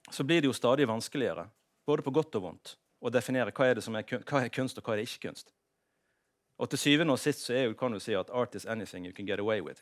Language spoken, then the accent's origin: Norwegian; Norway; jeg er jo norsk